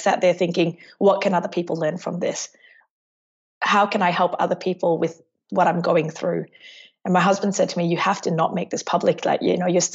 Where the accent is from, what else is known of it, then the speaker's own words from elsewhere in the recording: Singapore; now in Melbourne, Australia; I'm from Melbourne. I am originally from Singapore, but I've lived in Melbourne for the last 18 years of my life